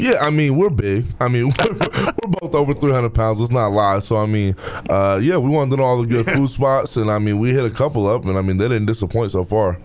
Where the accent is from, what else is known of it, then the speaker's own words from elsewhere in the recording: Georgia, United States; moved away as an adult; now in Louisville, United States; I'm from Georgia